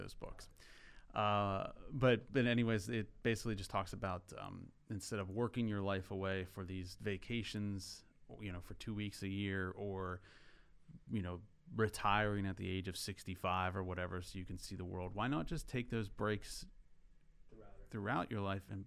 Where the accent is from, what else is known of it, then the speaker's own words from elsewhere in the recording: rural Pennsylvania, United States; I grew up in Pennsylvania, rural Pennsylvania, and an older house